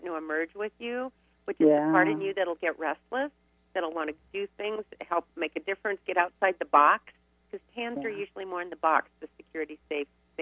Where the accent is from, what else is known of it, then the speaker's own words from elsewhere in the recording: Riverside, California, United States; I grew up in Riverside.